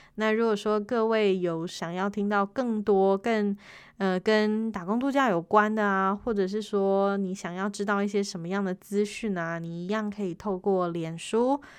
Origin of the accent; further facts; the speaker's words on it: Taiwan; 我是台湾人，Olen 台湾尼莱嫩。